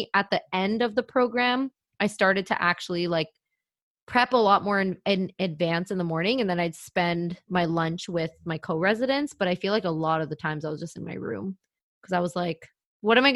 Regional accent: Brampton, Ontario, Canada; moved away; I'm moving back home to Brampton

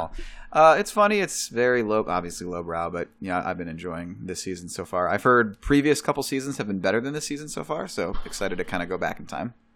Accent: Chicago, Illinois, United States; I'm from Chicago

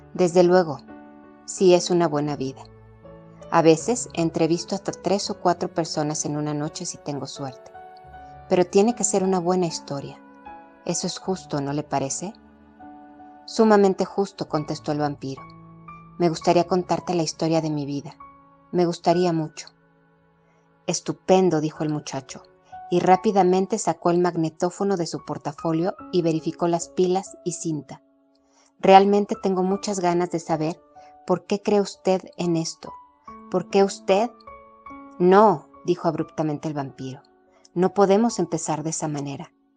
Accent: Mexico; soy mexicana

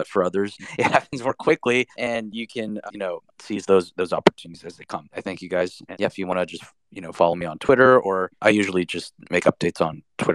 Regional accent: United States; being Asian American

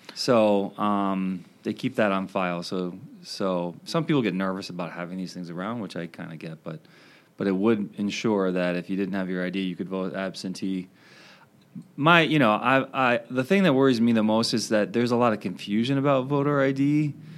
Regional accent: Maryland, United States; moved away as an adult; also born or lived in Wisconsin; now in Madison, United States; I grew up in Maryland and I came out to Wisconsin

